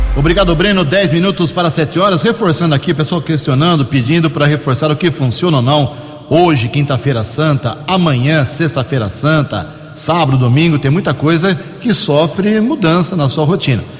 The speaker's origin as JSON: {"language": "Portuguese", "town": "Americana", "region": "São Paulo", "country": "Brazil", "tie": "born or raised there", "said": "eu nasci aqui em Americana, nunca morei um dia fora da cidade"}